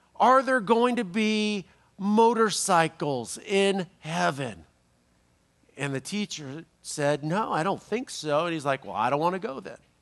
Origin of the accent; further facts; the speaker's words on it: Los Angeles, California, United States; I'm from Los Angeles